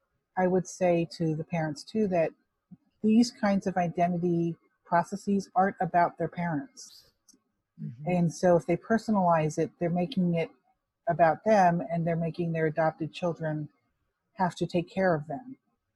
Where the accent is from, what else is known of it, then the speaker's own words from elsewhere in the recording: Hong Kong; You know, if it helps for a Chinese adoptee like myself, I'm from Hong Kong, to feel like I can really relate to what that means.